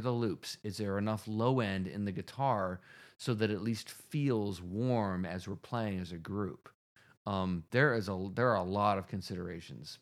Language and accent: English; Rochester, New York, United States; Roberts Wesleyan College in Rochester, New York, my hometown